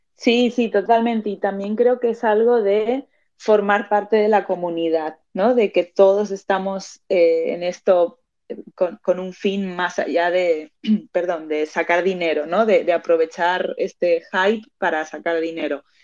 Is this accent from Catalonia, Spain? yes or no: no; Madrid, Community of Madrid, Spain; also born or lived in Argentina; now in Barcelona, Spain; nací en Argentina, pero me crié en Madrid, en España, y ahora mismo estoy viviendo en Barcelona.